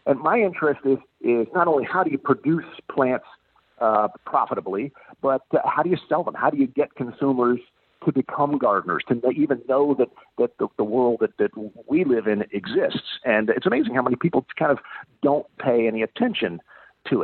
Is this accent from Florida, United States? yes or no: yes; Florida, United States; moved away; I grew up in Florida